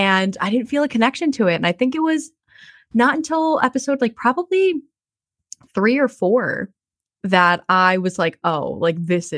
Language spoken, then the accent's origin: English; New Jersey, United States; So I'm going to say this fully born and bred in Jersey.